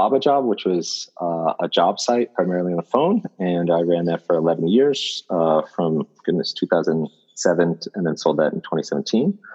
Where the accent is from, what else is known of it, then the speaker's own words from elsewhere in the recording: Bay Area, California, United States; moved away as an adult; now in Bangalore, India; I was born in America, in California. I basically grew up all over the Bay Area